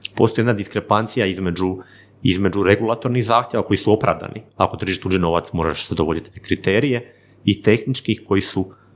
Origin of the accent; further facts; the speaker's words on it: Vinkovci, Vukovar-Srijem County, Croatia; ja sam iz, iz, iz Slavonije, iz Vinkovaca